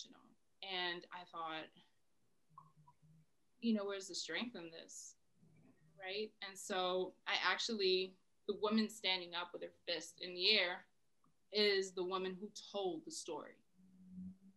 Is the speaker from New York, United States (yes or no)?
yes; New York City, New York, United States; now in Massachusetts, United States; I am a girl from the Bronx